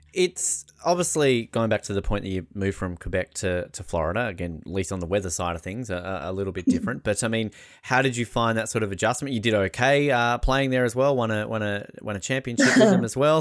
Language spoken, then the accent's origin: English; Australia; I'm Australian